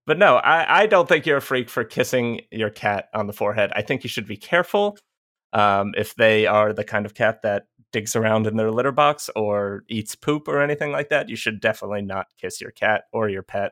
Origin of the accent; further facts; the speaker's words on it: Georgia, United States; I'm from Georgia. We have a lot of creeks here. I grew up with one in the backyard